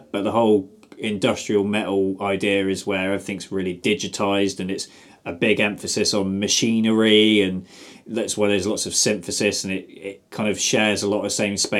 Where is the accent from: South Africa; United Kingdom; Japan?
United Kingdom; South West England; Or, actually, I hate Devon because I'm from Somerset.